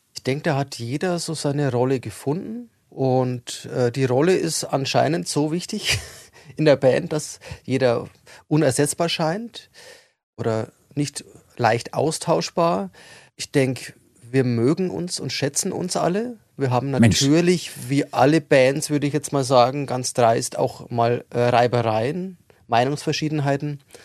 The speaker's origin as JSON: {"language": "German", "town": "Regensburg", "region": "Bavaria", "country": "Germany", "moved": "yes", "said": "ich komme ja aus Regensburg ursprünglich"}